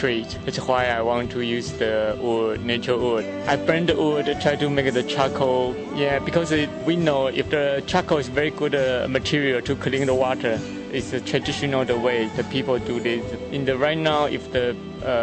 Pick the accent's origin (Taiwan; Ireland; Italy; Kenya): Taiwan; I come from Taiwan